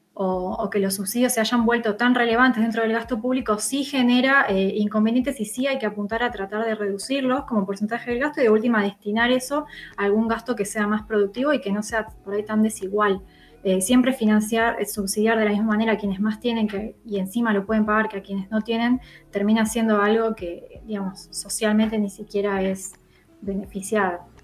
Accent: Argentina

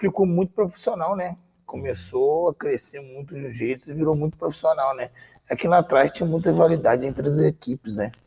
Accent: Teresópolis, Rio de Janeiro, Brazil; moved away; Eu sou da cidade de Teresópolis, Rio de Janeiro

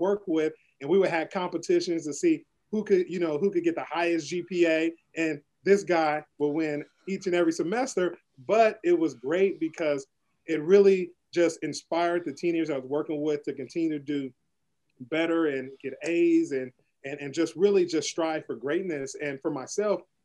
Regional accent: San Francisco, California, United States; growing up in the Western Addition, born and raised in San Francisco

